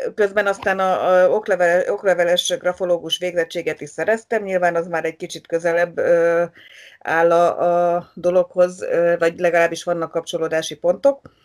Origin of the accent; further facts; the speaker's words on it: Magyaralmás, Fejér, Hungary; ott születtem, ott nőttem fel